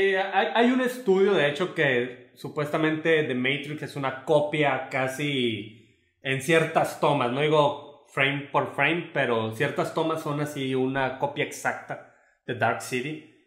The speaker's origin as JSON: {"language": "Spanish", "country": "Mexico", "said": "como mexicanos estamos"}